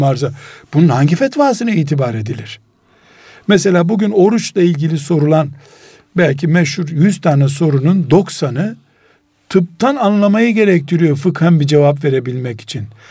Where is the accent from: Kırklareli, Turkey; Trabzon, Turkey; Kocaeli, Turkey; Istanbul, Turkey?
Istanbul, Turkey; İstanbul'dan dedim